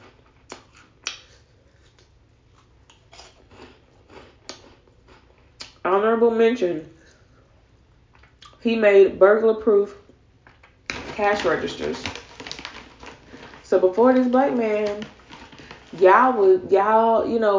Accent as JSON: {"language": "English", "region": "Florida", "country": "United States", "tie": "born or raised there", "also_born_or_lived": "the South", "said": "I grew up in Florida, well, partially grew up in Florida"}